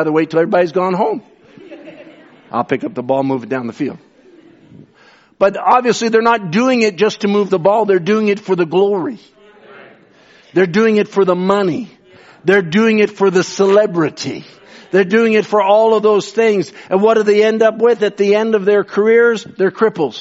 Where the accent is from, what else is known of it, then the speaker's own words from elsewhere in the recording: Canada; I'm as much Canadian.